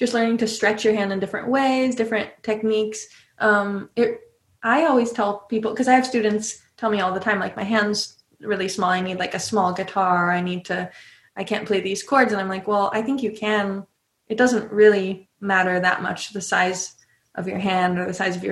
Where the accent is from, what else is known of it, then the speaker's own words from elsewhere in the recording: California, United States; moved away as an adult; also born or lived in Boston / Nashville; I grew up in California